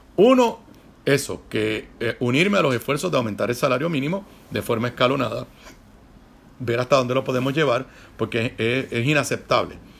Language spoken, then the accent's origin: Spanish; Puerto Rico